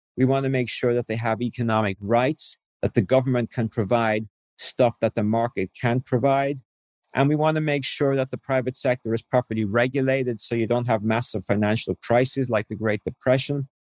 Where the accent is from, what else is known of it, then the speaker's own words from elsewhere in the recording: Ireland; moved away as an adult; I grew up in Ireland as a cradle Catholic